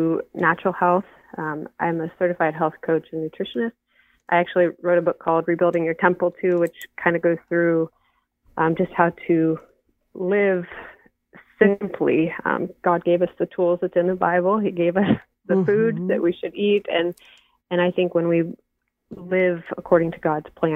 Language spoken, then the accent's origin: English; Erie, Pennsylvania, United States; moved away as an adult; My husband and I, you know, we've been born and raised in the Erie area